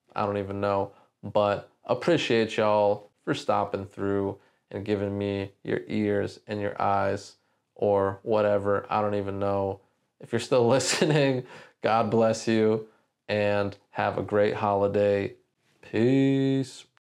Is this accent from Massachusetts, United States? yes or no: no; San Diego, California, United States; also born or lived in Orange County, California; growing up in San Diego